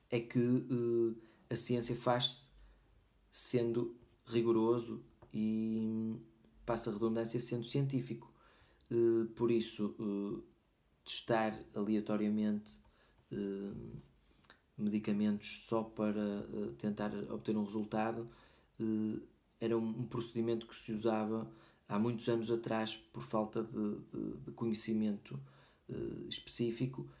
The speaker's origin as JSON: {"language": "Portuguese", "country": "Portugal", "moved": "yes", "said": "meu país de origem, Portugal"}